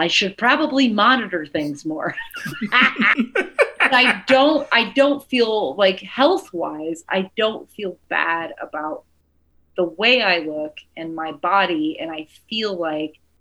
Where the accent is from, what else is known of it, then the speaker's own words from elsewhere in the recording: the South, United States; moved away; also born or lived in New York; I'm from the South